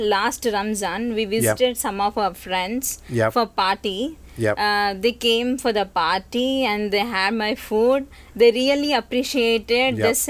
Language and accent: English; India; moved away as an adult; now in Hong Kong; I'm from India. … I'm here since a year.